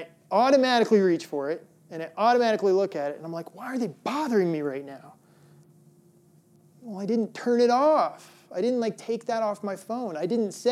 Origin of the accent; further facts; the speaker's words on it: Midwest, United States; moved away; I grew up in the Midwest, and we actually had snow days, like real snow days